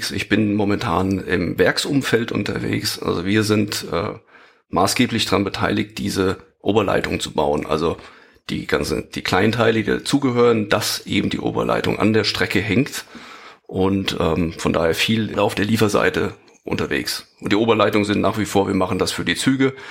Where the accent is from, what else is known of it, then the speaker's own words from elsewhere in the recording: Frankfurt am Main, Hesse, Germany; Erstmal heiße ich dich herzlich willkommen in äh, meiner Heimatstadt in Frankfurt am Main.